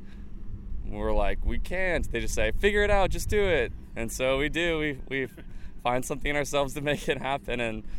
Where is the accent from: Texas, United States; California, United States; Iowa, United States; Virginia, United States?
Texas, United States; Houston; I'm from Houston, Texas.